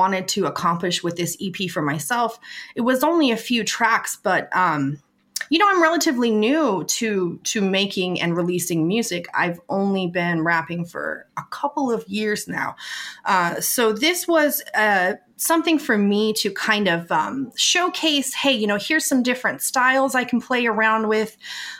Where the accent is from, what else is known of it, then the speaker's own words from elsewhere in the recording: West Coast, United States; I grew up on the West Coast in the 90s